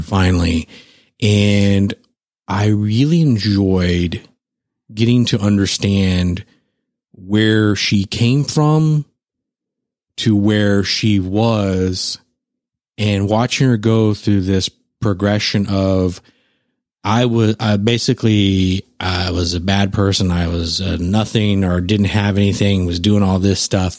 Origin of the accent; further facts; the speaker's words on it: San Antonio, Texas, United States; my hometown